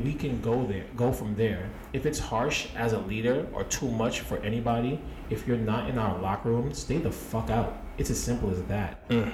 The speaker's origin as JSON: {"language": "English", "region": "New York", "country": "United States", "said": "We are from New York."}